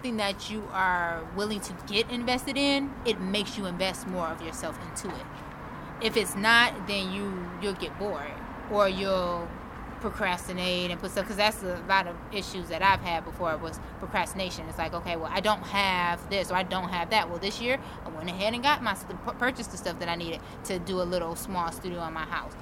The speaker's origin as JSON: {"language": "English", "town": "Detroit", "region": "Michigan", "country": "United States", "moved": "yes", "lives_now": "Arizona, United States", "said": "I'm from Detroit"}